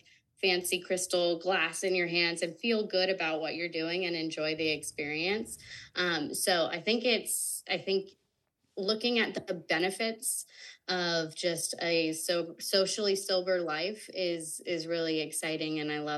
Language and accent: English; the South, United States; growing up in the South and then moving out West and all that kind of thing